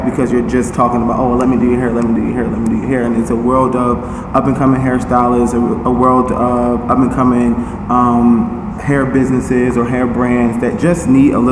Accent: Philadelphia, Pennsylvania, United States; I was born and raised in North Philly.

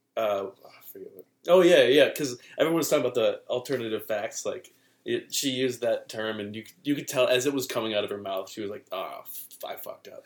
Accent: Detroit, Michigan, United States; I'm from Detroit

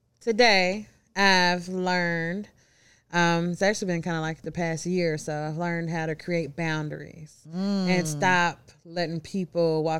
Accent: Memphis, Tennessee, United States; I'm from Memphis.

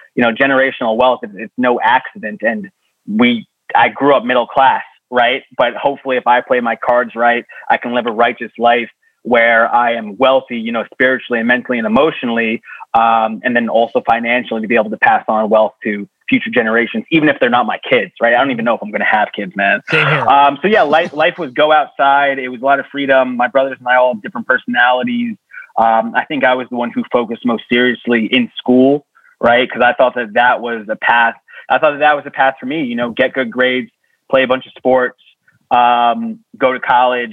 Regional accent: Long Island, New York, United States; I grew up on Long Island

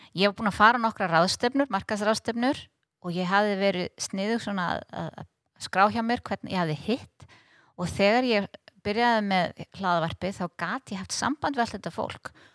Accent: Iceland; að vera frá Íslandi

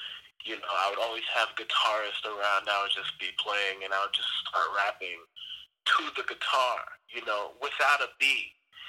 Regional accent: Elmont, New York, United States; also born or lived in West Africa / Richmond Hill, Queens, New York; in Queens for a couple of years, Richmond Hill, and then we moved to Elmont. And I spent most of my childhood and young adult years in Elmont.

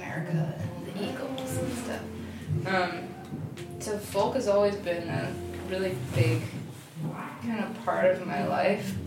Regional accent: Switzerland; moved away; I was born in Switzerland

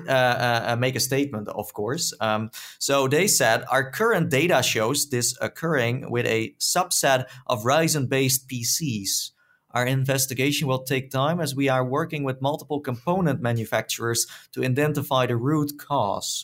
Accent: Netherlands; accent: Dutch; my Dutch accent

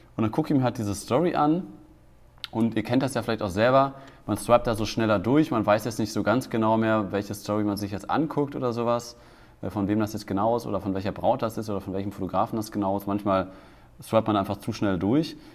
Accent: Germany; als Deutscher

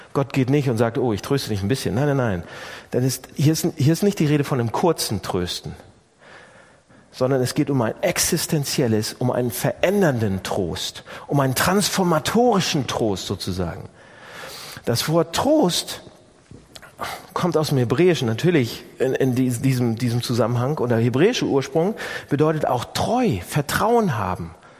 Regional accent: Northern Germany, Germany; bei uns im Norden

